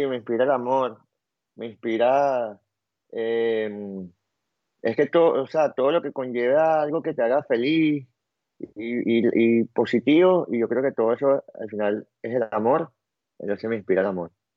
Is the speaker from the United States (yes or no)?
no; Venezuela; yo soy demasiado venezolano